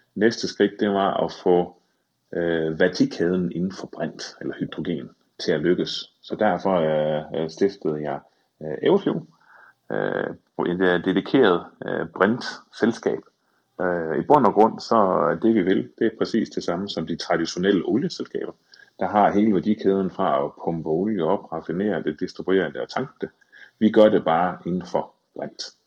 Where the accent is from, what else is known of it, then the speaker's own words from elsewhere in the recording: Thy, North Denmark Region, Denmark; jeg voksede op i Thy